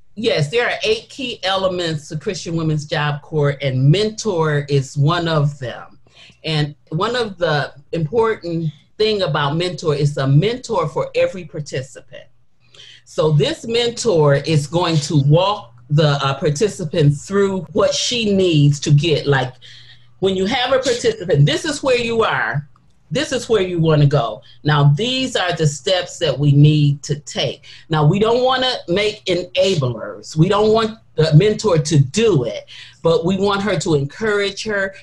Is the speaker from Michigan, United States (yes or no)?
yes; Detroit, Michigan, United States; I don't live in Detroit now. I was born and raised in Detroit